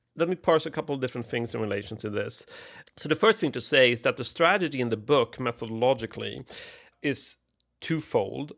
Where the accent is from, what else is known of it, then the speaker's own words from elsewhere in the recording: Sweden; I grew up in Sweden at the sort of last hurrah of the welfare state